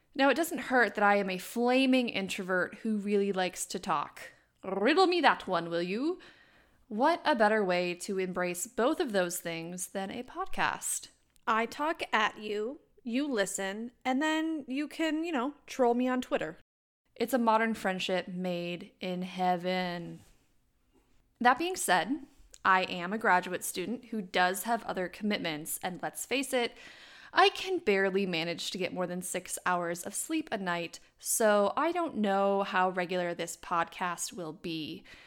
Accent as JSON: {"language": "English", "region": "Wisconsin", "country": "United States", "tie": "born or raised there", "accent": "Wisconsin", "said": "I was born and raised in the great state of Wisconsin."}